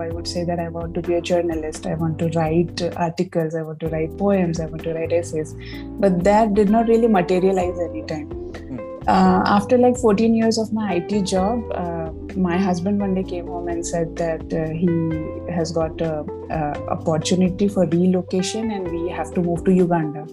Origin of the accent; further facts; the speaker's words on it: Uran, Maharashtra, India; I was born in Uran. And I grew up in a middle class family